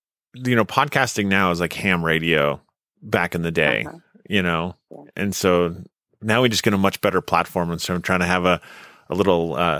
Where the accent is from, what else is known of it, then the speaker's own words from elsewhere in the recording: North Dakota, United States; I grew up in North Dakota, which is a colder version of Kentucky.